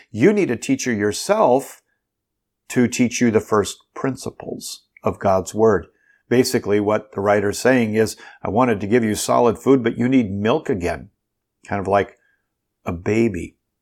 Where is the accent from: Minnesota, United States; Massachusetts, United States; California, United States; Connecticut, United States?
Minnesota, United States; Bloomington; when I was a kid growing up in Bloomington, Minnesota